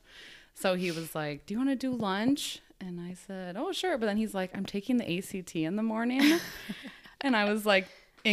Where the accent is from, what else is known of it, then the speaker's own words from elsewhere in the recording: South Dakota, United States; I'm from South Dakota